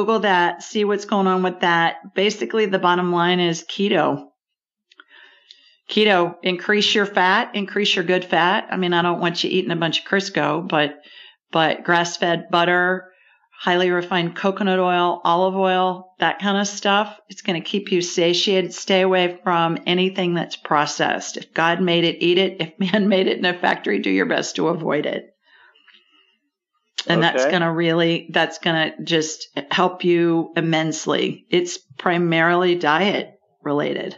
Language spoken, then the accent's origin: English; Ohio, United States; moved away as an adult; also born or lived in Sioux Falls, South Dakota; I grew up in Ohio